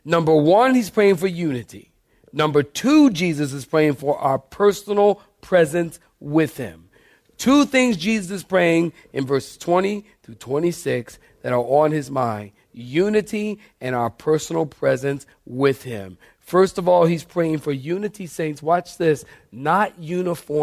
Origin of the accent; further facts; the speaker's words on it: Philadelphia, Pennsylvania, United States; moved away; I'm from Philly